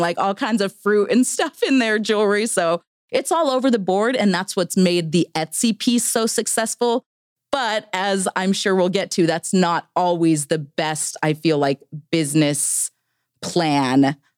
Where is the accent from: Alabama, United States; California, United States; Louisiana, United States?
California, United States; Victorville; moved away as an adult; also born or lived in Idaho; I grew up in Southern California